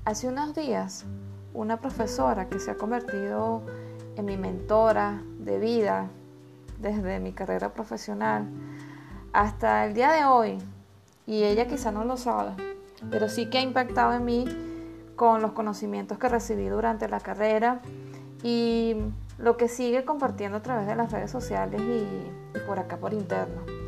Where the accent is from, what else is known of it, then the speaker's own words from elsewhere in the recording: Venezuela; moved away as an adult; Los venezolanos somos buenas personas